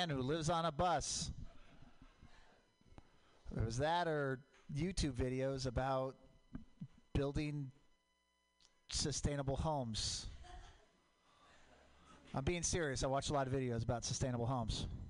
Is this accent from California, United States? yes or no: no; Portland, Oregon, United States; I grew up in Portland. Mount Hood, volcanic.